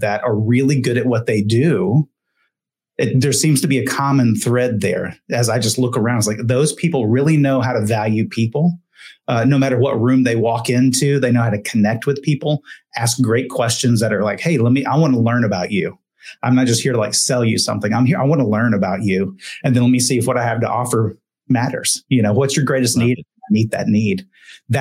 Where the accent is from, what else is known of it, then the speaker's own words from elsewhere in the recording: Texas, United States; I grew up in Texas